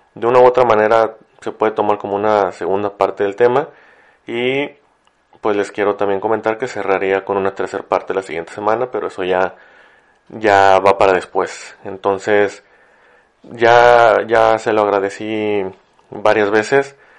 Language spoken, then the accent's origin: Spanish; Ciudad Victoria, Tamaulipas, Mexico; now in Monterrey, Mexico; yo vivo en Monterrey, pero soy de Ciudad Victoria, en Tamaulipas. Y cuando, cuando cursé allá lo que fue la secundaria y la prepa